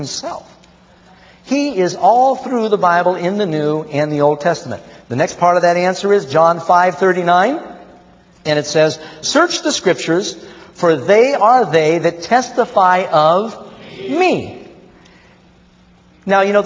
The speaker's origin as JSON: {"language": "English", "town": "New York City", "region": "New York", "country": "United States", "tie": "born or raised there", "said": "when I grew up here in New York City"}